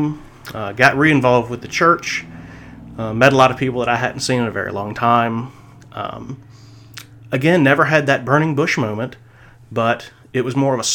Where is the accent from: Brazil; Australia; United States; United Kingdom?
United States; South Carolina; I was raised in South Carolina, and in the South